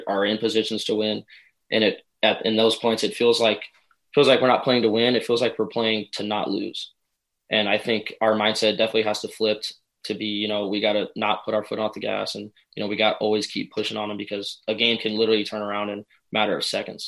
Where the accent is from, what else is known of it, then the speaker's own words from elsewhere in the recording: Denver, Colorado, United States; I was born in Denver, Colorado